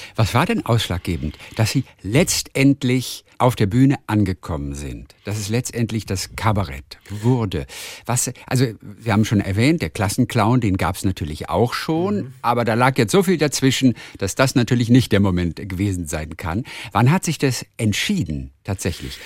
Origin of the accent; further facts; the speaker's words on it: Northern Germany, Germany; ich komme aus Norddeutschland